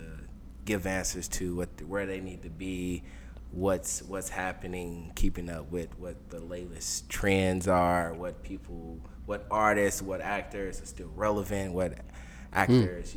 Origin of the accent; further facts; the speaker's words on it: St. Louis, Missouri, United States; I grew up in St. Louis, Missouri.